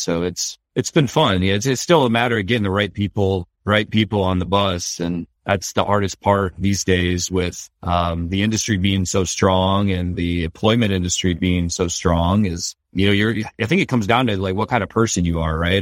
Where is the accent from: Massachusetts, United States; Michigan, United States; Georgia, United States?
Michigan, United States; Detroit; I grew up around Detroit